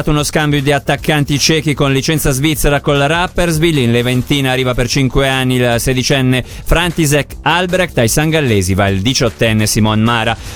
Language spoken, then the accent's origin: Italian; Peru; Italian is a second language; now in Ticino, Switzerland; Io sono dal Perù, da adesso anche sono qui in Tisin.